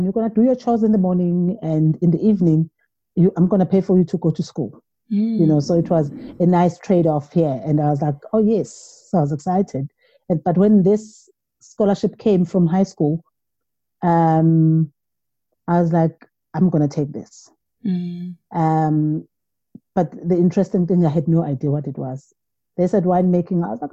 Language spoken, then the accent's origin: English; KwaZulu-Natal, South Africa; I am from KwaZulu-Natal.